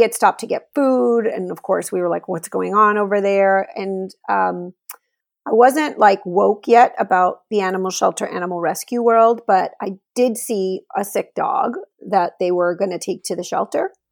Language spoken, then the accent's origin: English; Laredo, Texas, United States; now in Austin, United States; I was home in Laredo, Texas, where I'm from. That's my hometown.